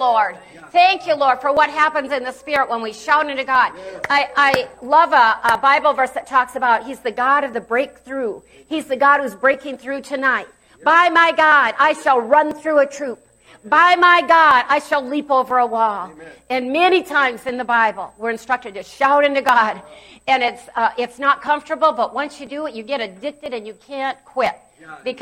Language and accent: English; Pierre, South Dakota, United States; I grew up with in Pierce, South Dakota